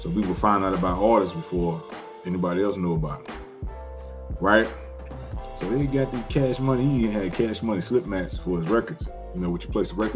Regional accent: Houston, Texas, United States; I grew up in Southeast Houston.

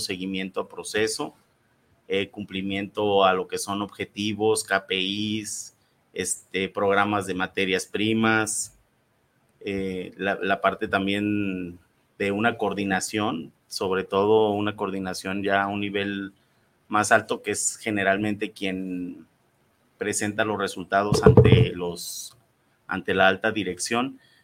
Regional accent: Irapuato, Guanajuato, Mexico; yo también soy de Irapuato

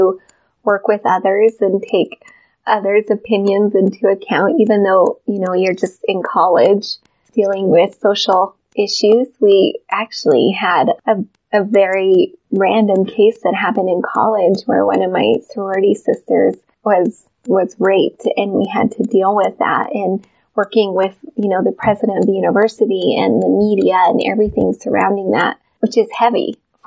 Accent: Wyoming, United States; also born or lived in Moreland, Wyoming / Casper, Wyoming / Cheyenne, Wyoming; I was born in Moreland, Wyoming, and I grew up between Casper and Cheyenne.

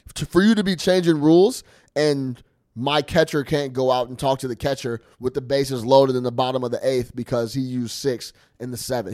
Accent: the West, United States; I went to Arizona State, like you guys know, so I'm from the West

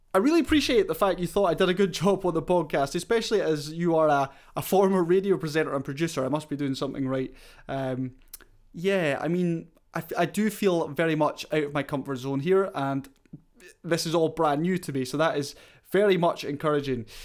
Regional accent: Scotland, United Kingdom; I'm Scottish

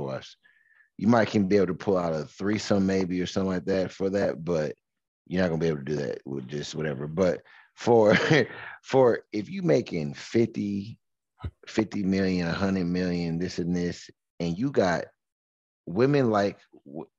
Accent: Michigan, United States; how I was raised in Michigan

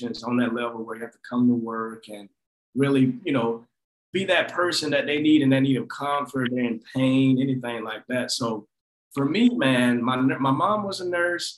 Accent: Forsyth, Georgia, United States; moved away as an adult; also born or lived in Augusta, Georgia; now in Nashville, United States; I'm from Forsyth, Georgia, small town about an hour south of Atlanta.

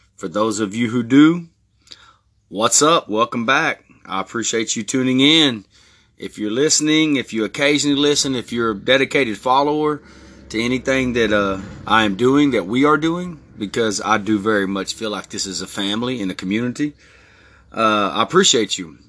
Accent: Texas, United States; born or raised there; also born or lived in Newport Beach, California

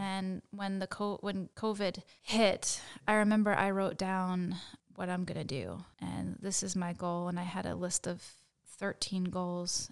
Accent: suburb of Philadelphia, Pennsylvania, United States; moved away as an adult; now in Princeton, United States; I grew up in Pennsylvania. Uh, I'm not too far from kind of a suburb of Philadelphia.

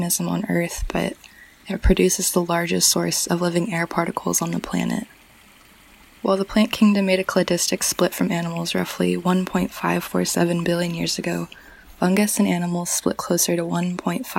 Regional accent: Mojave Desert, California, United States; moved away as an adult; also born or lived in Santa Cruz, California; now in Arcata, United States; where I grew up in the Mojave Desert

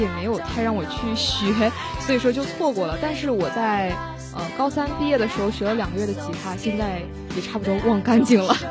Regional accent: Tumen, Jilin, China; accent: Northeastern; now in Shandong, China; 我就是东北人，来自吉林省延边朝鲜族自治州土门市

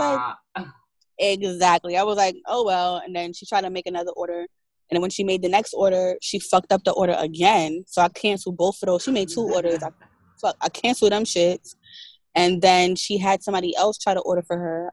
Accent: New York, United States; moved away as an adult; now in Atlanta, United States; I'm originally from New York and I had at that time just moved to Atlanta

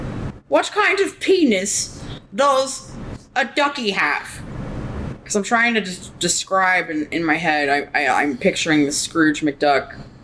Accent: Florida, United States; moved away; I come from Florida. The place of humidity

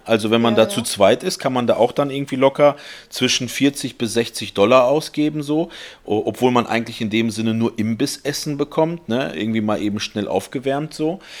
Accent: Germany; wir sind Deutsche

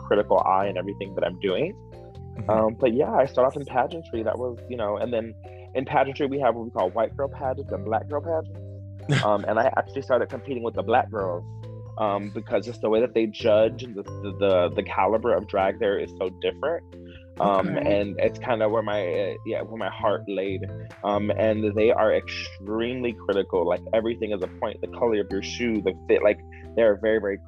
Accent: Miami, Florida, United States; I'm from Miami

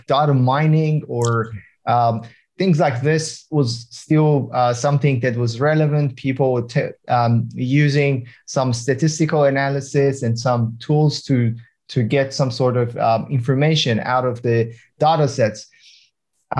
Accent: Iran; moved away as an adult; now in Australia; I'm from Iran. I immigrated to Australia around 10 years ago

